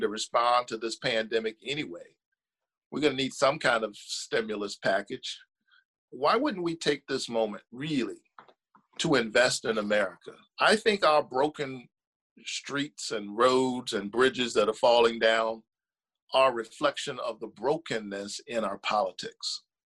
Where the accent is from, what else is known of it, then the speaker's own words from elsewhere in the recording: Savannah, Georgia, United States; I was born in this state, raised in this state, down in Savannah, Georgia